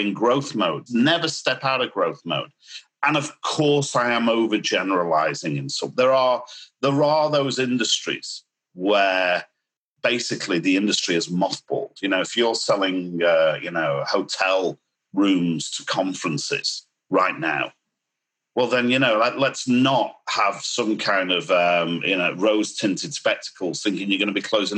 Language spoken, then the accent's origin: English; United Kingdom; accent: British; now in Miami, United States; you'll notice a British accent.